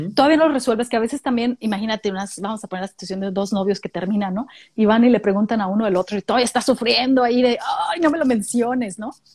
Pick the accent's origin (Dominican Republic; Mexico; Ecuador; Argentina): Mexico; now in Australia; soy mexicana australiana, ¿no? Porque ya con eso le, dices, le estoy diciendo, si soy de México, pero, también, soy de aquí